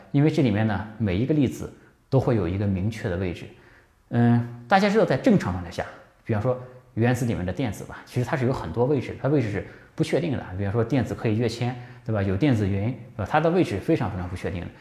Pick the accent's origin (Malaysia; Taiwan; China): China; 这个好比我们中国人吃饭啊